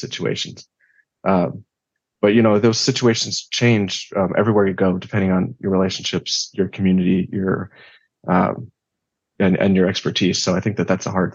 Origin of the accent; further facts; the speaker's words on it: United States; in my backyard here in the U.S.